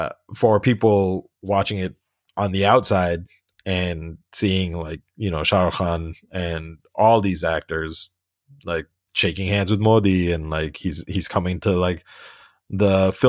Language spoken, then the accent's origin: English; United States; I'm not Pakistan. I mean, like, look, I got a blue passport. I was born and raised in the States.